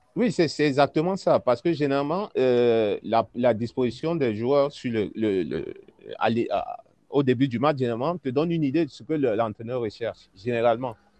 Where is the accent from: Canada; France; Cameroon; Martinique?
Cameroon; en tant que Camerounais